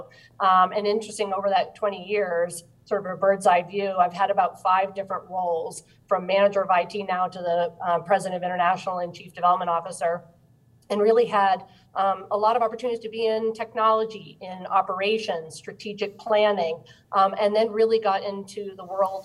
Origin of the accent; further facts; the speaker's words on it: Maine, United States; I grew up in Maine